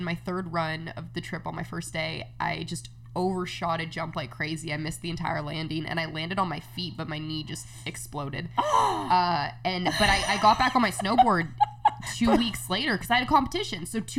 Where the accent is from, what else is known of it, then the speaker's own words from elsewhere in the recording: Redwood City, California, United States; I grew up in Redwood City, California.